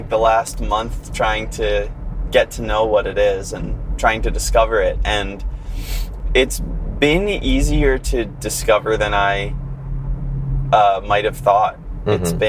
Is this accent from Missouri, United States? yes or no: no; Philadelphia, Pennsylvania, United States; moved away as an adult; also born or lived in South Jersey; now in Hawaii, United States; where we're from Philly